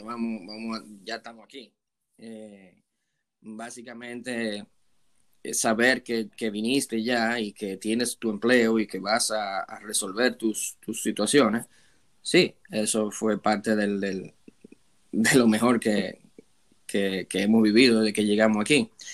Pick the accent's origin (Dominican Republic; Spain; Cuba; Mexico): Dominican Republic; Santo Domingo; moved away as an adult; also born or lived in Prince Albert, Canada; now in Canada; vengo desde República Dominicana, de la ciudad de Santo Domingo